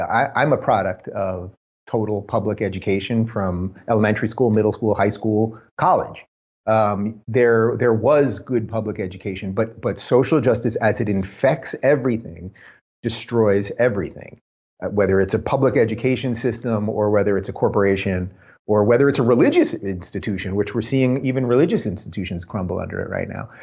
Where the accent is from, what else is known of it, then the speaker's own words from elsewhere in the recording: New York, United States; moved away as an adult; I come from New York. I was born in New York. I was a New Yorker most of my life